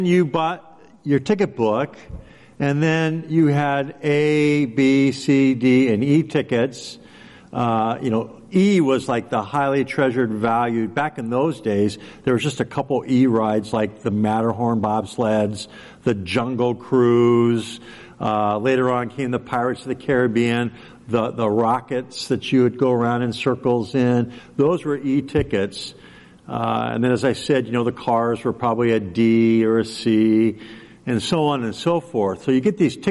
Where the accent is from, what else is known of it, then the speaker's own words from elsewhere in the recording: Southern California, United States; growing up in Southern California